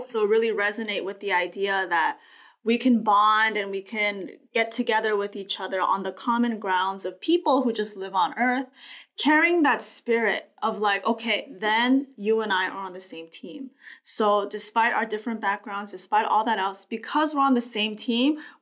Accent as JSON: {"language": "English", "town": "Los Angeles", "region": "California", "country": "United States", "said": "I'm a woman, I'm Korean, I'm American, I'm from Los Angeles"}